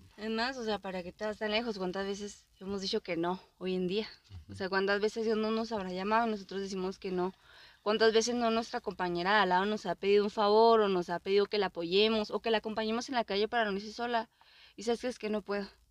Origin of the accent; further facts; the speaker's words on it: Mexico; somos mexicanos